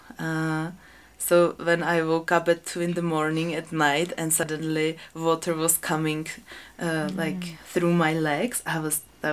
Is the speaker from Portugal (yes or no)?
no; Czechia; now in Peru; I was born in Czech Republic